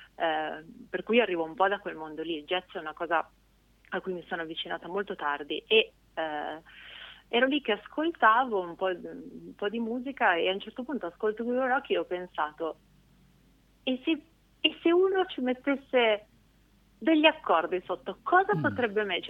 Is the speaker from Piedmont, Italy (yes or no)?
yes; Canelli, Piedmont, Italy; moved away; also born or lived in Genoa; io in realtà sono cresciuta in una cittadina abbastanza piccola del Piemonte